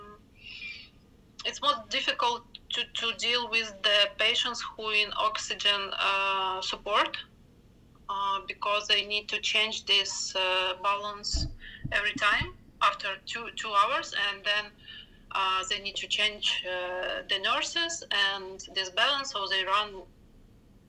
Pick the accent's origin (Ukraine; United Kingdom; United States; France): Ukraine; from Ukraine